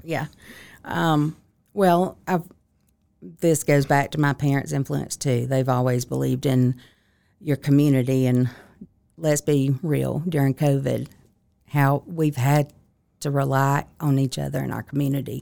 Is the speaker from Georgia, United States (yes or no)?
yes; Lincolnton, Georgia, United States; also born or lived in Augusta, Georgia; I'm originally from Lincoln. Georgia, which is forty miles north of Augusta, so very small town, three stoplights